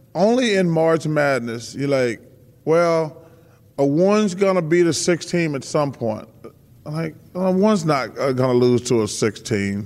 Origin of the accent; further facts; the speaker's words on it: the South, United States; We're from the South